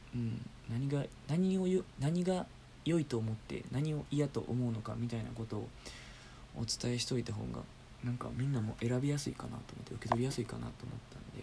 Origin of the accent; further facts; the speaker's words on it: Osaka, Japan; moved away; 僕出身が大阪なんですけど